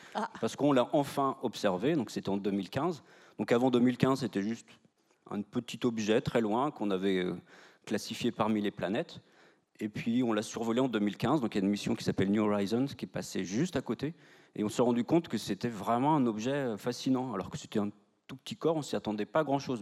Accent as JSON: {"language": "French", "region": "Brittany", "country": "France", "moved": "yes", "lives_now": "Nantes, France", "said": "je suis de Morbihan"}